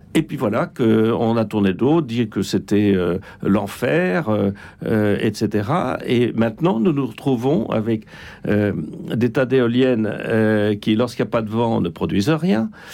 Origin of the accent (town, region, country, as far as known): France